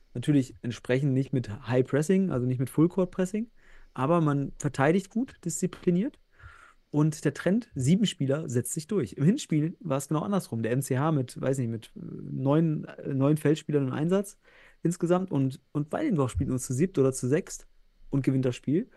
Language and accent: German; North Rhine-Westphalia, Germany; ich bin ja Westfale